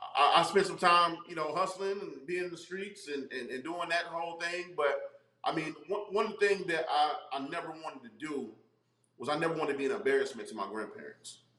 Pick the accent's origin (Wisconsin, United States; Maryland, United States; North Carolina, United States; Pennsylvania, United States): North Carolina, United States; Charlotte; also born or lived in Brooklyn, New York; grew up in North Carolina, um, and I grew up in Charlotte